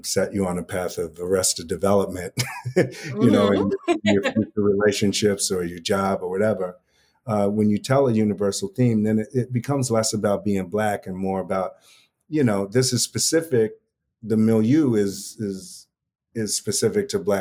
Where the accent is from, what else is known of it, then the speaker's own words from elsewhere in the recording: New York City, New York, United States; also born or lived in Upper West Side, New York City; I grew up in Harlem across the street from Kumo D